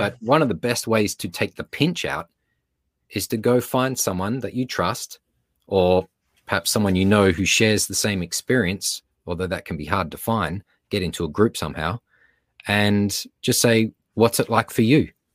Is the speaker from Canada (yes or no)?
no; Australia; accent: Australian; now in Los Angeles, United States